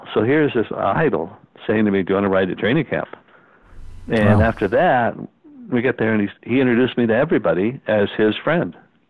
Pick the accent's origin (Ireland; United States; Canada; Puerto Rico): Canada; Kingston, Ontario; And when we're from Kingston